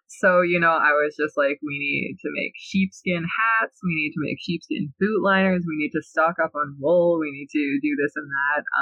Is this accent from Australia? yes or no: no; near Hiawatha First Nation, Ontario, Canada; one of the indigenous communities that's really close to my hometown. He's from Hiawatha First Nation.